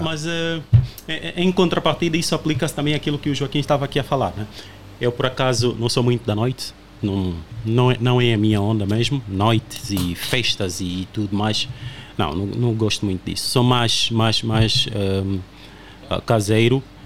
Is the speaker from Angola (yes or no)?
yes; Uíge, Angola; now in Portugal; eu sou do Ije